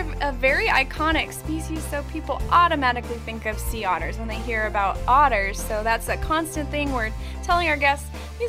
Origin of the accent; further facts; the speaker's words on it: Hawaii, United States; Amanda, well, I am actually from Hawaii, the island of Oahu.